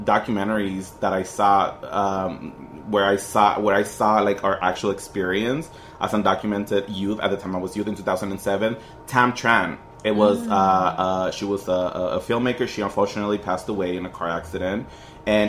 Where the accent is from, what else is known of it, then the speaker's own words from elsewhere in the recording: Long Beach, California, United States; moved away as an adult; also born or lived in San Francisco Bay Area; I grew up in Long Beach